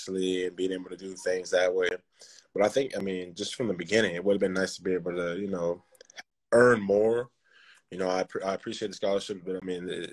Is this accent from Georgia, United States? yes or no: yes; Sugar Hill, Georgia, United States; I grew up in Sugar Hill. Went to Lanier High School in Sugar Hill.